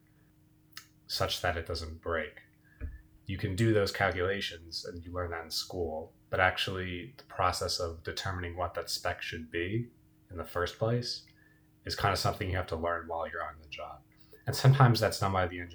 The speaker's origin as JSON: {"language": "English", "region": "New Jersey", "country": "United States", "tie": "born or raised there", "also_born_or_lived": "Pittsburgh", "said": "born and raised in New Jersey, like Emma"}